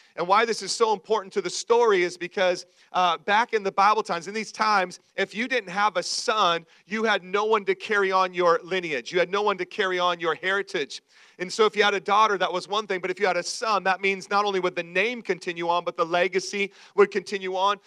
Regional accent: Washington, United States; also born or lived in Idaho; when I was real young, we lived in uh, uh, Idaho, tons of trees. We moved from Idaho to Washington State to the great Northwest

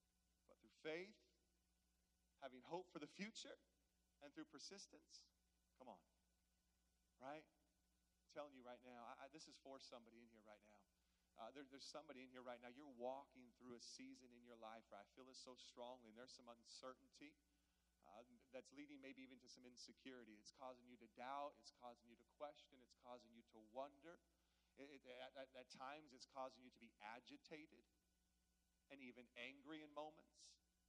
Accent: the Northwest, Pacific Northwest, United States; moved away as an adult; now in San Diego, United States; I grew up in the Northwest where it rains a lot.

